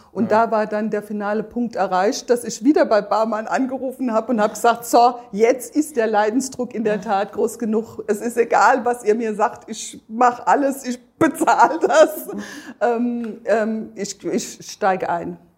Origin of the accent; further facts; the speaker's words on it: between Darmstadt and Bensheim, southern Hesse, Germany; ich komme aus Südhessen, südlich von Darmstadt, zwischen Darmstadt und Bensheim